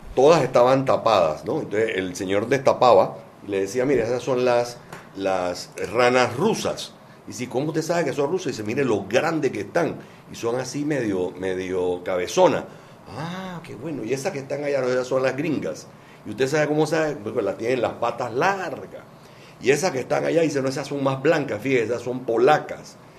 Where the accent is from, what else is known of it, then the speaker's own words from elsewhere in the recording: Panama; nosotros, como panameños